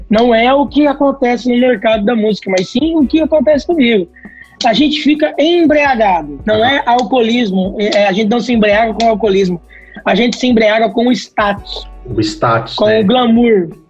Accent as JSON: {"language": "Portuguese", "country": "Brazil", "said": "E nós, como somos brasileiros, somos seres humanos, nós não aceitamos as críticas com as negativas."}